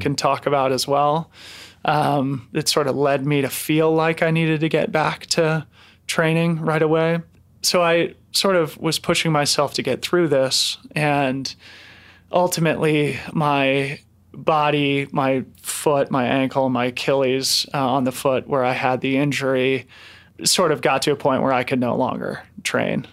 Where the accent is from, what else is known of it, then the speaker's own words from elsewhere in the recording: Boulder, Colorado, United States; who I grew up with here in Boulder